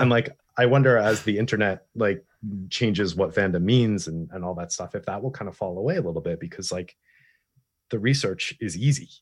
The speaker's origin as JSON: {"language": "English", "region": "East Coast", "country": "United States", "moved": "yes", "said": "I'm originally from the East Coast"}